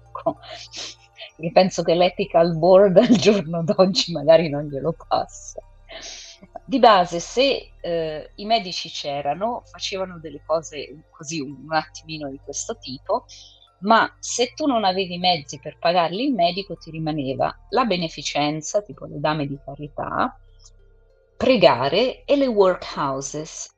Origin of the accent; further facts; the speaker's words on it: England, United Kingdom; moved away; io sono inglese